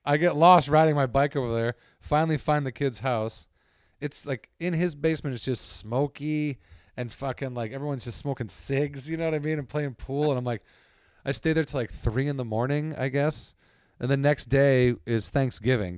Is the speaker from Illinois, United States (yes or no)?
yes; suburbs of Chicago, Illinois, United States; moved away; I'm from the suburb, I'm proud to be from the suburbs.